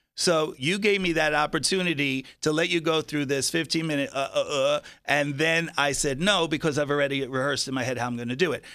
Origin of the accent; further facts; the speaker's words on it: Long Island, New York, United States; now in Las Vegas, United States; I was Long Island, so it was a very small town.